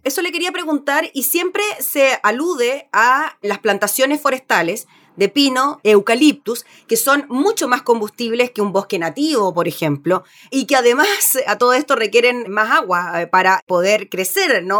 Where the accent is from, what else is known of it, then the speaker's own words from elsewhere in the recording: Chile; como chilenos